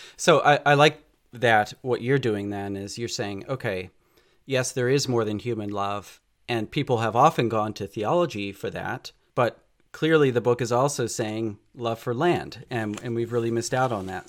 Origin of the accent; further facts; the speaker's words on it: near Philadelphia, Pennsylvania, United States; I grew up on the East Coast near Philadelphia